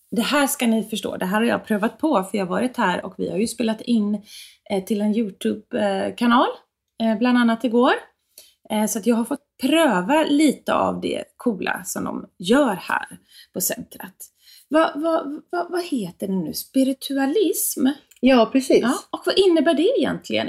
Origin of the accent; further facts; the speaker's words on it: Gothenburg, Västra Götaland, Sweden; på mitt lantställe där jag växte upp i Björlanda i, nära Göteborg